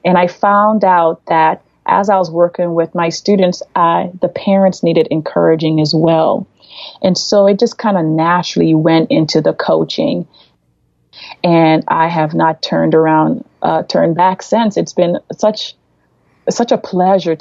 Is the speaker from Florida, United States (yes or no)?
yes; Florida, United States; moved away as an adult; now in Cleveland, United States; I'm from Florida, and we ended up in Cleveland.